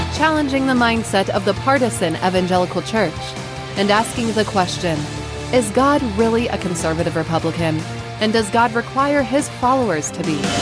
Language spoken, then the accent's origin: English; United States; I grew up in Southeast